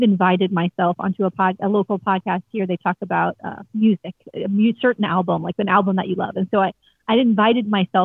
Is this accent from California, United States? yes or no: no; Fort Lauderdale, Florida, United States; I grew up down here in Fort Lauderdale.